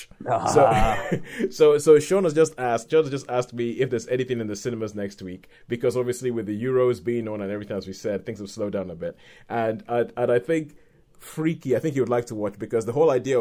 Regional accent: Nigeria; as a Nigerian person

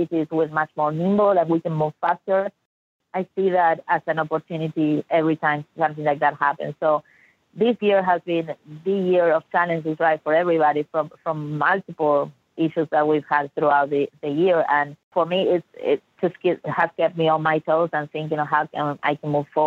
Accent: Argentina; now in Dallas, United States; I'm from Argentina originally, from Latin America.

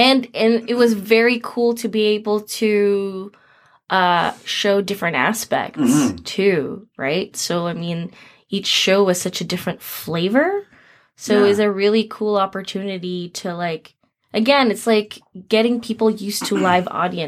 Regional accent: Philippines; Which I don't know, like as a Filipino artist, before I got together with the Titas and started focusing more on Philippine work

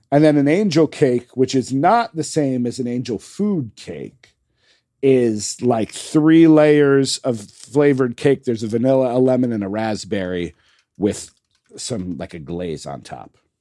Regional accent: United States; as an American

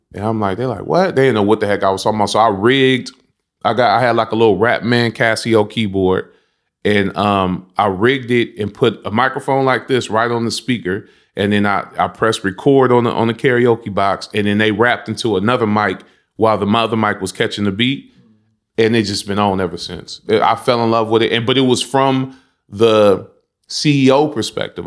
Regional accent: San Francisco, California, United States; growing up in the Banacas, it was, it was a How can I say? It, it wasn't public, it was public housing

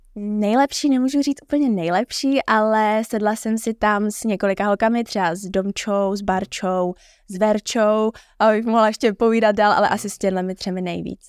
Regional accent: Prague, Czechia; jak jsem z Prahy, tak jsem nespala na hotelu

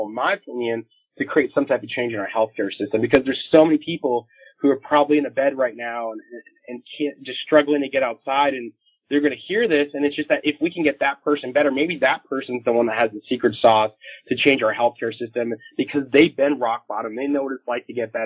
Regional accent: Florida, United States; moved away; I'm originally from Florida

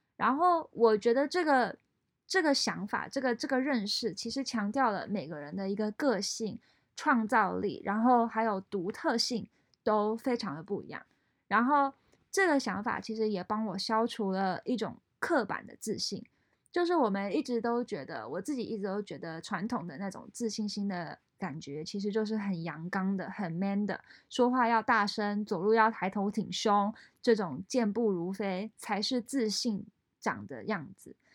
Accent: Taiwan; moved away as an adult; also born or lived in France; now in San Francisco Bay Area, United States; 我在台湾长大，后来到美国留学

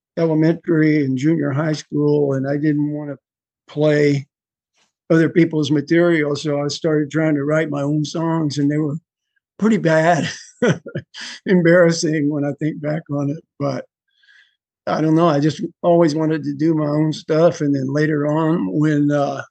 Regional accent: Houston, Texas, United States; moved away as an adult; now in Panama; I was born and raised in the Houston area

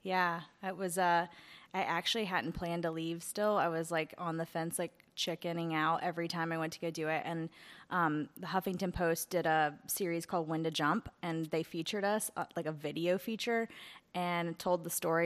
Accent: Asheville, North Carolina, United States; I grew up in Asheville

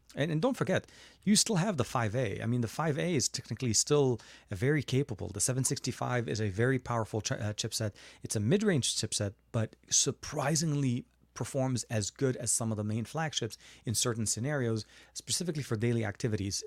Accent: Lebanon; now in United States; I was born in Lebanon and I'm, I live in the U S right now

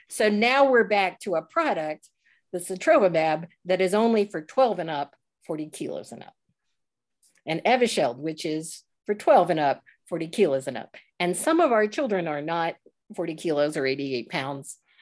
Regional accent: Northern Virginia, United States; moved away; I grew up what I call inside the Beltway, uh, in Northern Virginia

